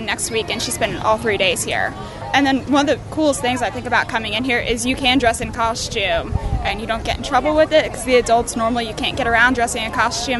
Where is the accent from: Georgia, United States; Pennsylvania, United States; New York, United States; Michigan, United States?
Georgia, United States; I'm from Georgia